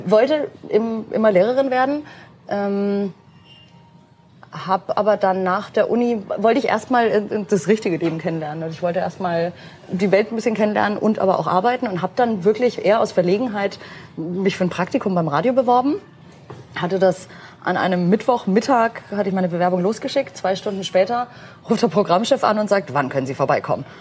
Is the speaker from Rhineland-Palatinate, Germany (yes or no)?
no; Nuremberg, Bavaria, Germany; ich habe hier meine Wurzeln, Nürnberg ist meine Heimat und wird immer meine Homebase sein